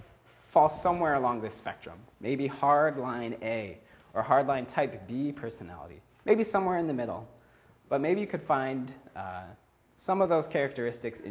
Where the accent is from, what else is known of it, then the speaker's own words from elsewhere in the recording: Midwest, United States; now in California, United States; I'm from the Midwest